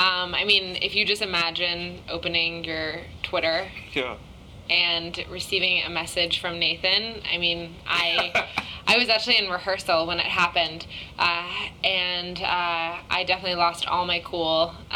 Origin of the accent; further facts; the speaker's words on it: Japan; also born or lived in London / Hong Kong; now in Los Angeles, United States; Yeah, I was born in London, and then I grew up in Japan and Hong Kong. And then I moved to Los Angeles just right after graduating high school.